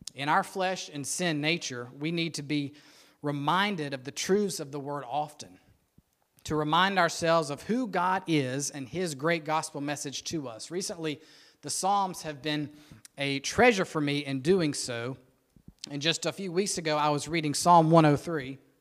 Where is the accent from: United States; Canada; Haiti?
United States; Rock Hill, South Carolina; I was born and raised in Rock Hill